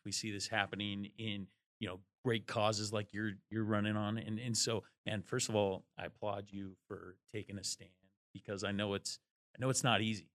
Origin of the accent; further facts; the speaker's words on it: Eastern Washington, United States; We're from Washington State